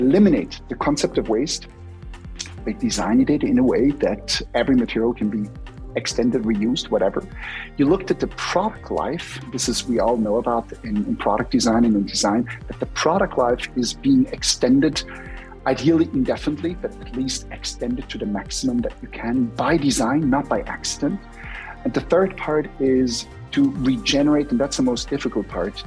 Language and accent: English; German-speaking Switzerland, Switzerland; I was raised in the German part of Switzerland.